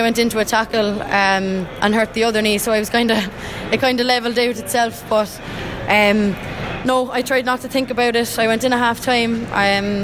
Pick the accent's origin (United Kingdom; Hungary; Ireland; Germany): Ireland; Cork, Munster; We grew up in Douglas Hall together